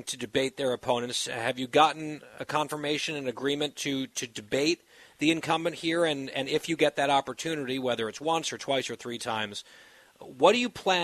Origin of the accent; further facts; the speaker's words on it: New York area, United States; growing up in the New York area